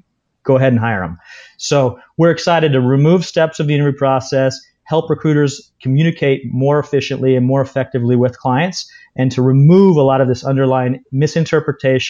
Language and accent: English; Washington, United States; also born or lived in New York; now in Bay Area, United States; most recently from the Bay Area. Spent some time in New York before that, but originally from the state of Washington